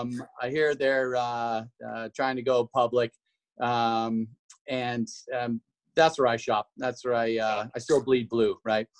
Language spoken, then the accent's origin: English; Washington, United States; moved away as an adult; also born or lived in Idaho; now in Boise, United States; I'm from Washington originally. I moved to Idaho in in the early '90s to run on the track and cross country programs at Boise State University